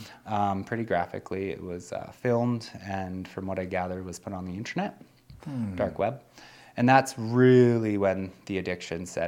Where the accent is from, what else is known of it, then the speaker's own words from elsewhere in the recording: Nelson, British Columbia, Canada; I grew up in Nelson, BC. That's where I was born.